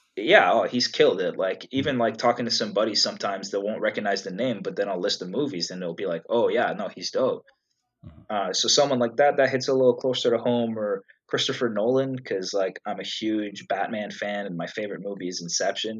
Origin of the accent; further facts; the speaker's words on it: Canada; also born or lived in Egypt; I was born in Egypt. Uh, the whole family is Egyptian, and I moved to Canada when I was two years old. So I really consider myself more Canadian than Egyptian